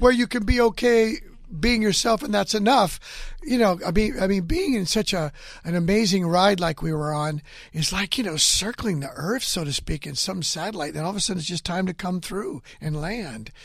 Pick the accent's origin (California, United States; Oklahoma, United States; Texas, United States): California, United States; Hanford; moved away; I went back to my hometown of Hanford, California